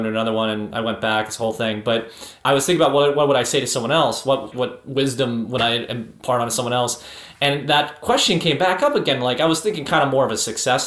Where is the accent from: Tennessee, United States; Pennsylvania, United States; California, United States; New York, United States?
Pennsylvania, United States; Pittsburgh; I'm from Pittsburgh originally